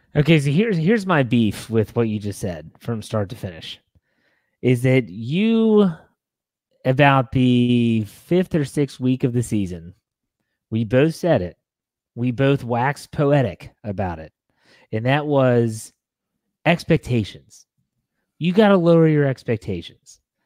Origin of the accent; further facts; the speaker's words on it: Wheeling, West Virginia, United States; I'm from Wheeling, West Virginia. That's where I was born and raised